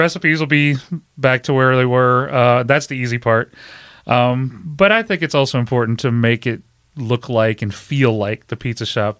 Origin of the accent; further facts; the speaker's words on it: Pennsylvania, United States; Born and raised in York County, so a lot of people that found out I was doing something different, you know, came and supported that as well.